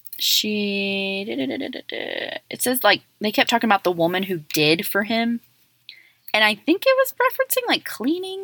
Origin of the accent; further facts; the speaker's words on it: Texas, United States; also born or lived in Colorado; I'm from the South. And they're like, yeah, I'm like, Texas.